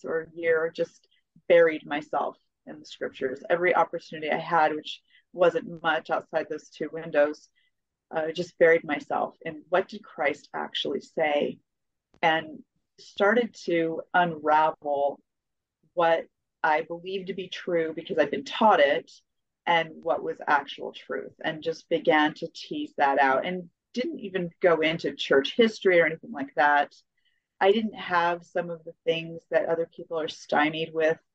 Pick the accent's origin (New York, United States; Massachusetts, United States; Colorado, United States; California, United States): Colorado, United States; also born or lived in New Mexico; I was raised in Colorado mostly, and some in New Mexico